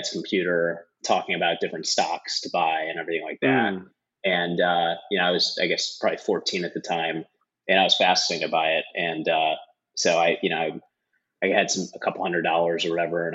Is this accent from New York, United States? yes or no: no; St. Louis, Missouri, United States; moved away as an adult; also born or lived in Wisconsin; I grew up in St. Louis, so grew up in the Midwest.